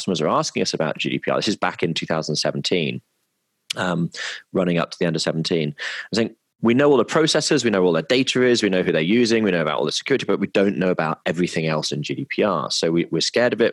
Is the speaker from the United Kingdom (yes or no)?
yes; Midlands, United Kingdom; moved away; also born or lived in London / Hong Kong / Melbourne; I'm from the Midlands, and it's a very sort of entrepreneurial area